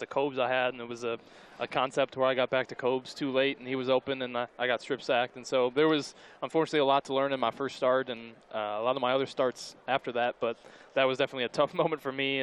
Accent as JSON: {"language": "English", "region": "Midwest", "country": "United States", "tie": "born or raised there", "moved": "as an adult", "lives_now": "Las Vegas, United States", "said": "I grew up in the Midwest and went to school in the Midwest."}